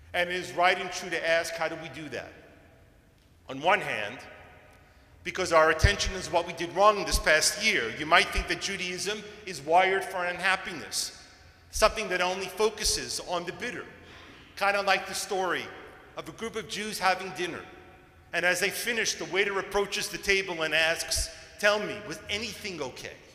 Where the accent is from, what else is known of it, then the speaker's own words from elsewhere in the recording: New York, United States; Growing up in New York